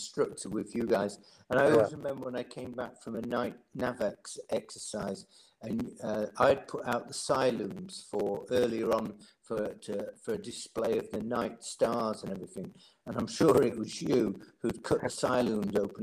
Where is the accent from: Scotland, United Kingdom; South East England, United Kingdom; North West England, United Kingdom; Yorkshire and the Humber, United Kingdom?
Yorkshire and the Humber, United Kingdom; Doncaster; moved away; I grew up in Doncaster